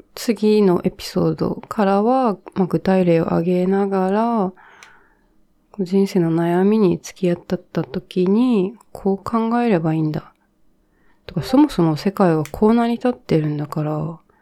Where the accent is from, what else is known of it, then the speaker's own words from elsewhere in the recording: Japan; 日本で育ったんですけど